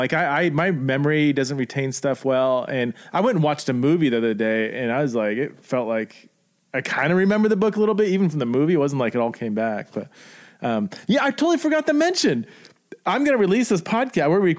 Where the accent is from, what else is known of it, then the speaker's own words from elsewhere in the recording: Simi Valley, California, United States; I came from Simi Valley and I feel like there's a decent amount there